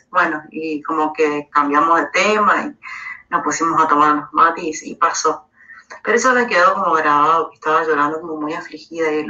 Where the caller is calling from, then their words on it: Argentina; de Argentina.